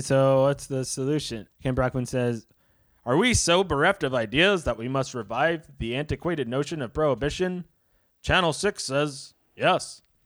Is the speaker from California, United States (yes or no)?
no; New York City, New York, United States; I had friends from all over, but mostly in, in the southern part of Brooklyn